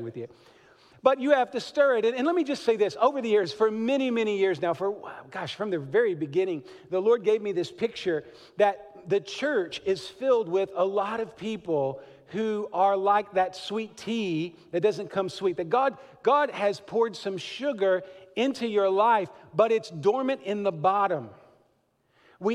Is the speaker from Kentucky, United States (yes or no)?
yes; Kentucky, United States; accent: Southern; I was born in Kentucky